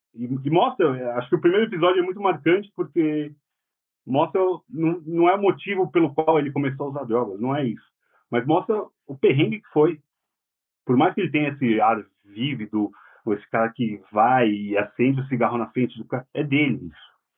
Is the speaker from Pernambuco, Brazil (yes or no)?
no; São Paulo, Brazil; Eu sou do Tatuapé, do lado da Penha